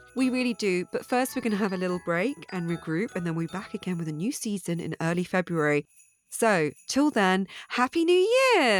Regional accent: Dorset, South West England, United Kingdom; my hometown in, uh, Dorset.

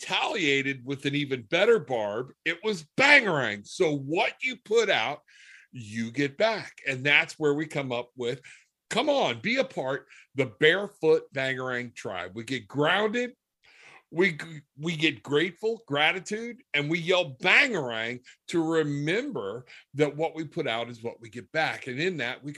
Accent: the South, United States; accent: Southern; my Southern accent

